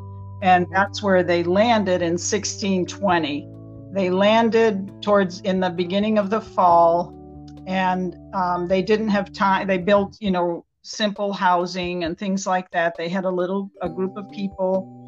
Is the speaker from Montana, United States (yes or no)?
no; Wakefield, Massachusetts, United States; moved away as an adult; also born or lived in Maine / Mexico; But anyway, I'm originally from Wakefield, Massachusetts, which is a suburb of Boston, the capital of Massachusetts, one of the original 13 colonies. And I lived there until I went to college in Maine.